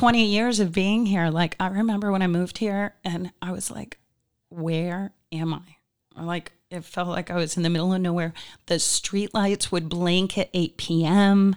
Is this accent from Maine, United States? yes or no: yes; Old Town, Maine, United States; now in Naples, United States; originally I'm from Maine